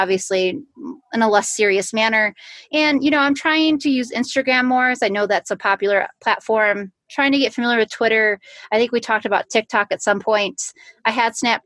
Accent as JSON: {"language": "English", "region": "Illinois", "country": "United States", "moved": "yes", "lives_now": "Colorado, United States", "said": "I live in Colorado now. I'm originally from Illinois"}